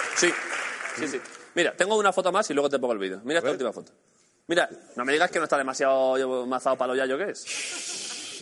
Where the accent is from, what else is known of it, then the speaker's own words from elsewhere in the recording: Orcera, Andalusia, Spain; en Orcera, en mi pueblo